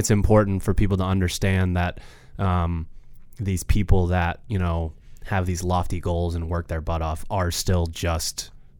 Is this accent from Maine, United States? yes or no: yes; Maine, United States; And we're from Maine, so.